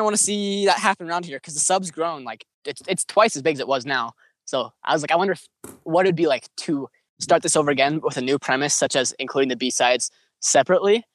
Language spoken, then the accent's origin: English; Idaho, United States; I'm from Idaho, so good old Potatoville